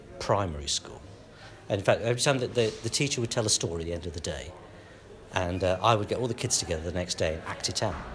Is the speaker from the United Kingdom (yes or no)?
yes; Nottingham, East Midlands, United Kingdom; both my parents are Italian, but I was born in Nottingham.